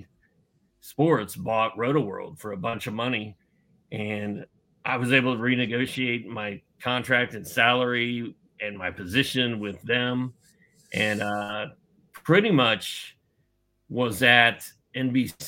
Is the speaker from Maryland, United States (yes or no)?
no; Indiana, United States; I'm from Indiana, and Indiana is the basketball capital of the world. So when I was a kid, I used to go to a lot of Pacer games.